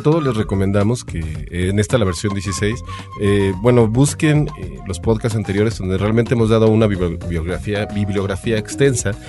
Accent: Mexico; nosotros como buenos mexicanos

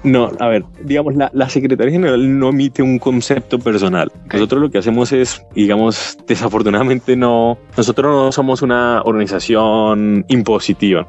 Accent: Colombia; now in Washington, United States

